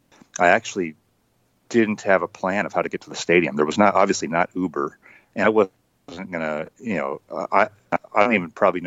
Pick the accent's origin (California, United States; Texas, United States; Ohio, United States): California, United States; So I grew up in Northern California, but I was working, my first job in journalism was working for the newspaper in Spokane, Washington.